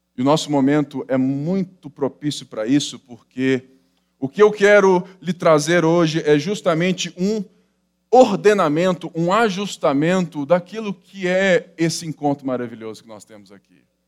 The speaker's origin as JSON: {"language": "Portuguese", "country": "Brazil", "said": "nós somos brasileiros, né, latinos, sensitivos"}